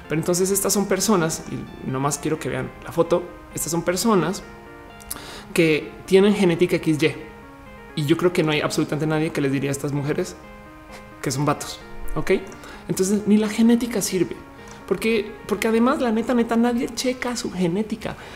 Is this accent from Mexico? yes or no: yes; Mexico; en mi país natal soy socialmente aceptada como mujer prontamente en, México.